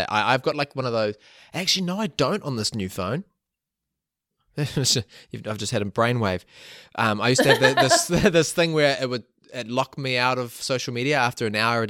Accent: Whangamata, Waikato, New Zealand; now in Auckland, New Zealand; it's harder now living in Auckland, because I growing up in Whangamata

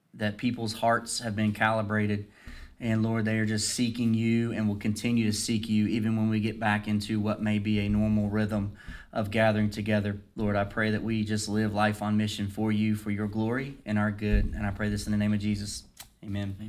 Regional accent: Dublin, Virginia, United States; growing up in Dublin

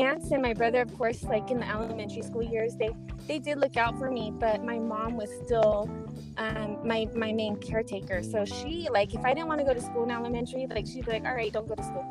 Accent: Riverside, California, United States; also born or lived in Moreno Valley, California; I was born and raised in Riverside. So mm-hmm. I'm from the Inland Empire and mm-hmm. Raised in Riverside and Moreno Valley my entire life.

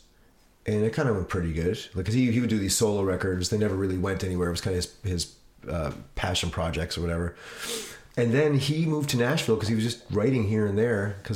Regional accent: Cape Breton Island, Nova Scotia, Canada; moved away as an adult; also born or lived in Vancouver; I grew up in Cape Breton Island

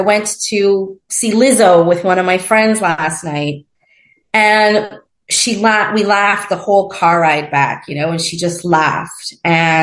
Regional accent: Montreal, Quebec, Canada; moved away as an adult; also born or lived in Toronto / Mexico; in Montreal, my hometown

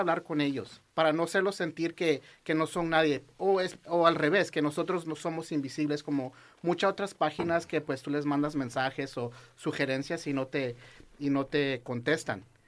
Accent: Los Angeles, California, United States; yo soy del Valle, 100%, 818

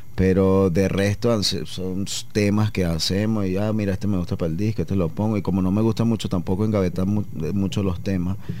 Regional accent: Caracas, Capital District, Venezuela; moved away as an adult; now in Medellín, Colombia; Nosotros en Caracas que tenemos a La Guaira ahí como a 30 minutos

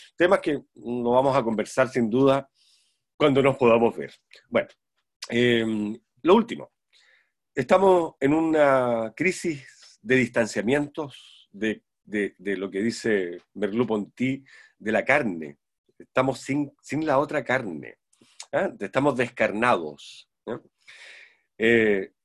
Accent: Santiago, Santiago Metropolitan Region, Chile; moved away; soy santiaguino de nacimiento, criado

